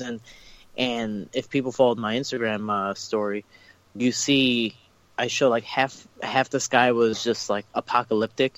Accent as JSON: {"language": "English", "town": "Chicago", "region": "Illinois", "country": "United States", "moved": "yes", "lives_now": "California, United States", "said": "I'm from Chicago"}